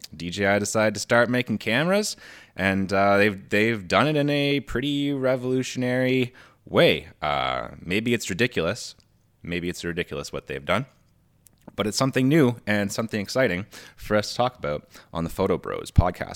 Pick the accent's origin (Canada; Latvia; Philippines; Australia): Canada; we're Canadian